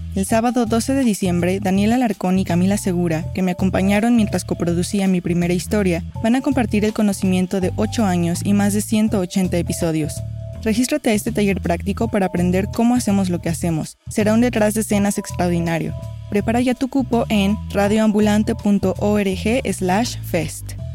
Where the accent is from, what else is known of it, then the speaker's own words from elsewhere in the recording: Peru; mi país